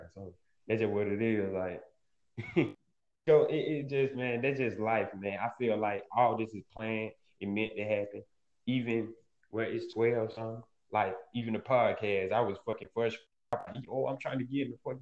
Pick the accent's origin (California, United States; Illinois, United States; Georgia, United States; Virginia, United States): Georgia, United States; Atlanta; moved away as an adult; also born or lived in Bronx, New York; now in New York, United States; I'm from Atlanta, Georgia, born and raised, greater baby. You know what I'm saying? You can hear it in my accent